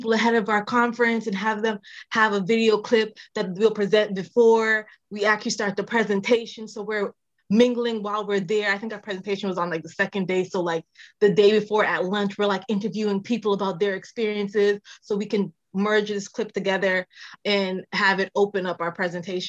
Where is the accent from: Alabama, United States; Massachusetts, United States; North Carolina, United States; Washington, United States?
Massachusetts, United States; also born or lived in Manchester, Jamaica / Lynn, Massachusetts / Springfield, Massachusetts; I was born in Jamaica, raised in Massachusetts.